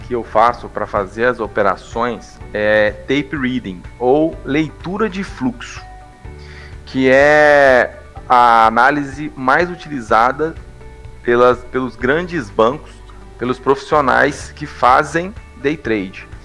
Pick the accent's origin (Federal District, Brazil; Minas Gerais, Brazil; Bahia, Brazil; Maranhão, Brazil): Minas Gerais, Brazil; Ipatinga; now in São Paulo, Brazil; eu atualmente eu moro em São Paulo mas eu sou de Ipatinga, Minas Gerais